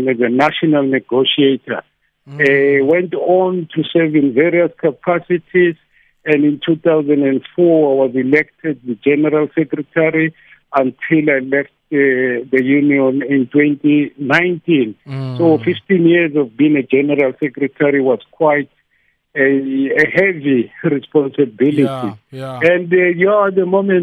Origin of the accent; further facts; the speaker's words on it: Soweto, Gauteng, South Africa; I'm from Dofaya, yeah, Meadowlands, Soweto. Born in 1968, grew up here